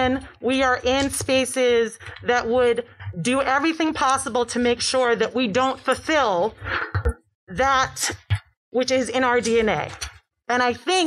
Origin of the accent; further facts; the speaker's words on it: New York City, New York, United States; I'm from New York. I'm from Brooklyn, even better